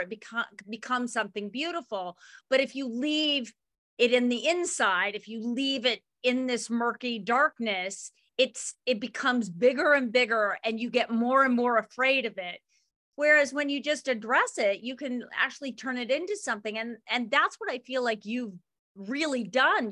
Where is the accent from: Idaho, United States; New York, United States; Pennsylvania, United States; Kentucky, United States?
Idaho, United States; Ketchum; not where I grew up in Ketchum's Own Valley